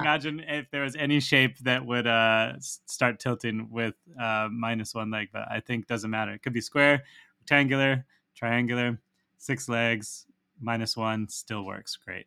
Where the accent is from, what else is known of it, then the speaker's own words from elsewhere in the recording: Santa Barbara, California, United States; I am from Santa Barbara, California